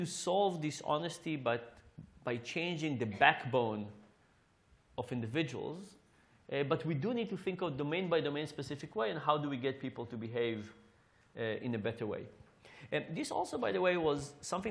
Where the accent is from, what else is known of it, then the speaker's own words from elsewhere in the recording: Israel; now in United States; I grew up in Israel